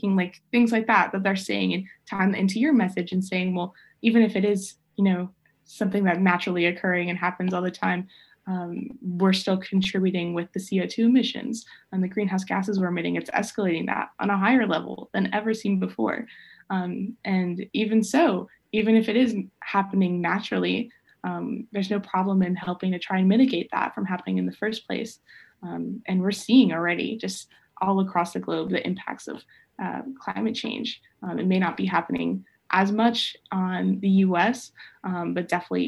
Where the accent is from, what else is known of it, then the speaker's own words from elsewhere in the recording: Georgia, United States; especially growing up in Georgia